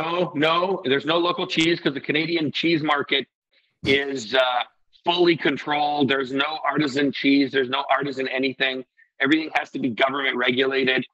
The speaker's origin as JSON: {"language": "English", "country": "Iceland", "said": "I come from Iceland"}